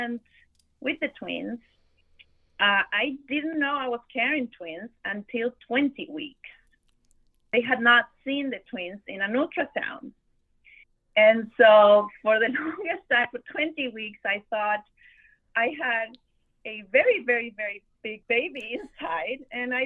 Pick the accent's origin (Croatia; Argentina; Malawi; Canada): Argentina; moved away as an adult; also born or lived in Buenos Aires, Argentina; now in Miami, United States; I am originally from Argentina